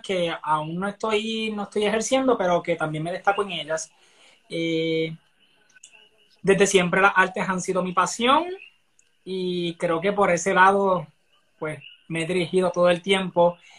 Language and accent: Spanish; Barranquitas, Puerto Rico; soy de Barranquitas, del pueblo del centro de la isla